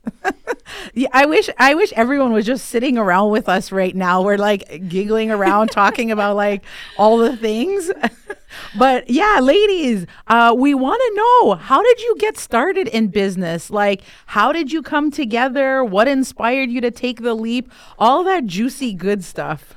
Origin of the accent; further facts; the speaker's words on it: Kitigan Zibi, Quebec, Canada; I'm an entrepreneur from Kittagon, Zibi, and Anishinaabe.